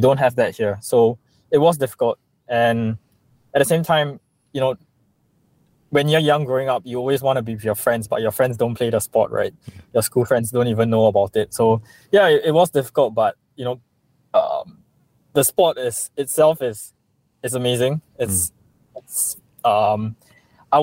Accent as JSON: {"language": "English", "country": "Singapore", "tie": "born or raised there", "moved": "as an adult", "lives_now": "Ibaraki, Japan", "said": "I grew up in Singapore all my life"}